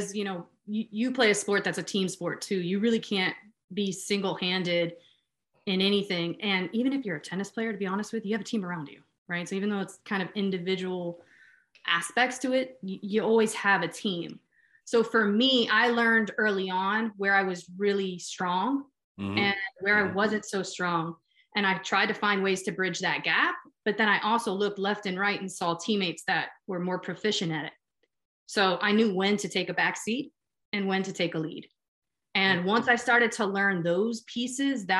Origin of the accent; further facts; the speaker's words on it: Miami, Florida, United States; moved away as an adult; also born or lived in Pittsburgh; I grew up born and raised in Miami, Florida